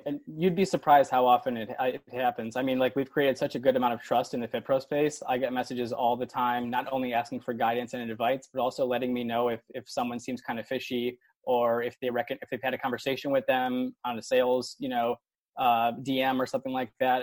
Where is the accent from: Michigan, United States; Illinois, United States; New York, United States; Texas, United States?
Illinois, United States; Buffalo Grove; moved away; also born or lived in University of Iowa; I'm actually from Chicago. I grew up in the suburbs. I grew up in Buffalo Grove